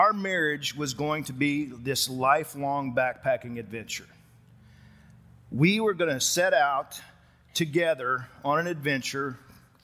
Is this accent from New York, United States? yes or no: no; West Texas, United States; moved away as an adult; also born or lived in Colorado; I grew up in West Texas